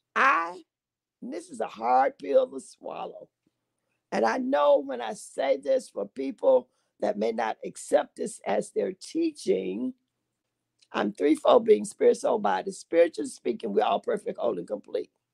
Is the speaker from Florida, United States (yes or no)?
yes; Sarasota, Florida, United States; moved away as an adult; also born or lived in Camp Lejeune, North Carolina; now in Chicago, United States; I'm originally from Sarasota, Florida